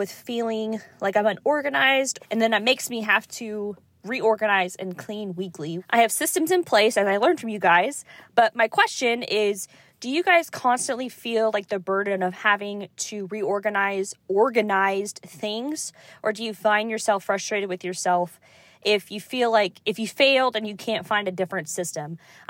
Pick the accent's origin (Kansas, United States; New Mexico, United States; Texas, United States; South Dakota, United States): Kansas, United States; now in Georgia, United States; I am living in Georgia, but I'm originally from Kansas.